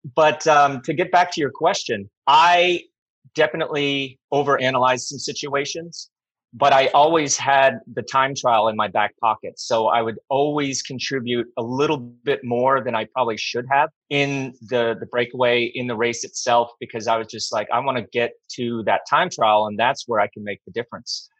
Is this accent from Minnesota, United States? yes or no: no; Colorado, United States; first language English; moved away; also born or lived in Lake Tahoe / Northern California / Europe; I'm from Colorado